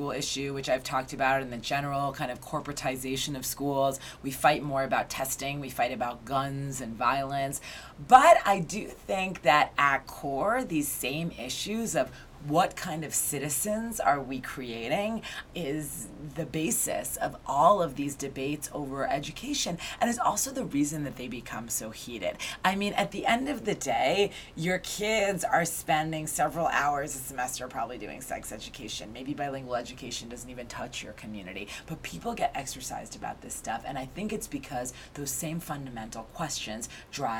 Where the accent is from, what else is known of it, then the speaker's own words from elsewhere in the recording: Newton, Massachusetts, United States; moved away as an adult; now in New York City, United States; I grew up in Newton, Massachusetts, which is a suburb west of Boston